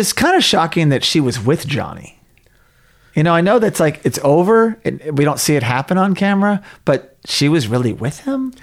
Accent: Tulsa, Oklahoma, United States; my hometown, Tulsa, Oklahoma

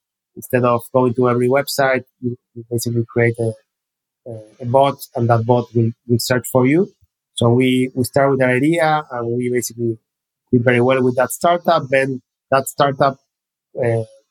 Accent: Argentina; I was born in Argentina, studying economics at the University of Buenos Aires

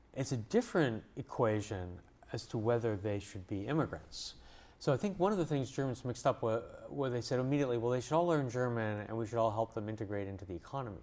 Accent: Montreal, Quebec, Canada; now in United States; I grew up in Montreal, in Canada

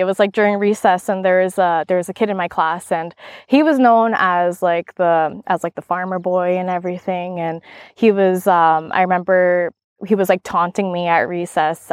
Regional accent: Maskwacis, Alberta, Canada; now in Kelowna, Canada; I'm an enrolled member, and I grew up on the Kisbatnaq tribe in Louisville, which is one of the four reserves in Muscogee's Alberta, on Treaty Six territory, Central Alberta

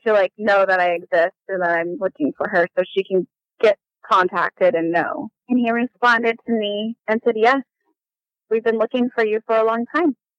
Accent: Las Vegas, Nevada, United States; moved away as an adult; also born or lived in Bolivar, Missouri; now in Vancouver, Washington, United States; we moved when I was nine months old all the way to Las Vegas, Nevada. And that is where I was raised my whole

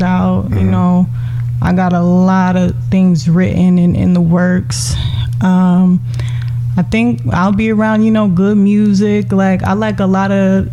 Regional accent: Benton Harbor, Michigan, United States; I'm from Michigan, Benton Harbor

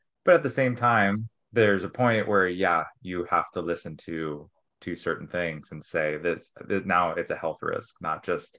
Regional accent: New York, United States; now in California, United States; I mean, I grew up in New York and love being in snow

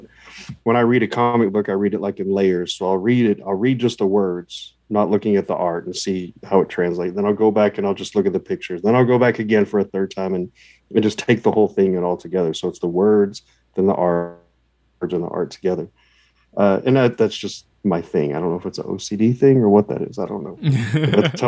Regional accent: Texas, United States; I'm from Texas

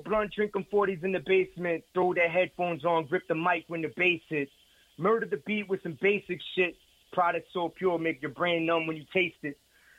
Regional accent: Brooklyn, New York, United States; now in Charlotte, United States; Originally Brooklyn, but right now I'm in the Chuck. I'm in Charlie O.

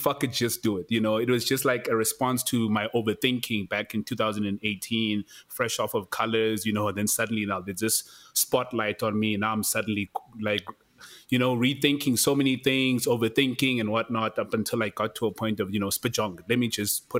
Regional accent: Kokstad, KwaZulu-Natal, South Africa; moved away as an adult; now in Johannesburg, South Africa; I'm from Kokstad, Tex. Like, I'm not even from Durban. I'm not even from anywhere else. You know what I mean? So I've already left my comfort zone, my physical comfort zone, like where I grew up

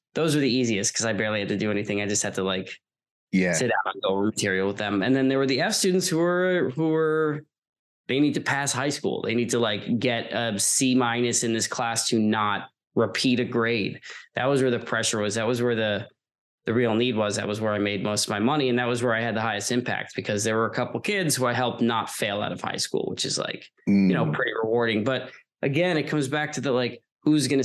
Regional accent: Long Island, New York, United States; I'm from Long Island originally.

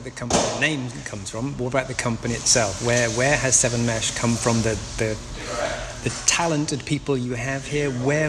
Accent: Newcastle upon Tyne, North East England, United Kingdom; he hails from my home city of Newcastle-upon-Tyne in the northeast of England.

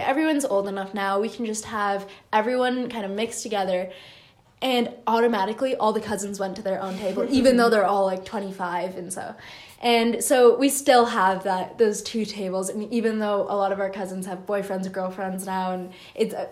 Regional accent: United States; also born or lived in Canada; growing up, because we grew up in the U.S., we would celebrate both

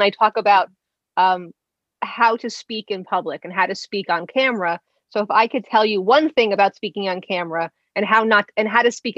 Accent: New Jersey, United States; I'm from New Jersey

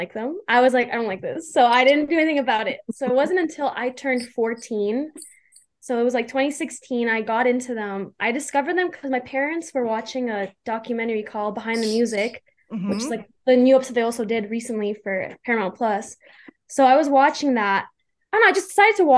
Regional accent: Calgary, Alberta, Canada; I'm 21. I'm from Calgary, Alberta, Canada.

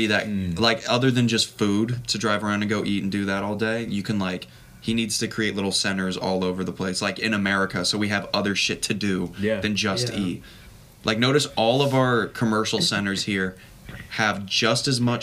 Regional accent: California, United States; I'm a Californian.

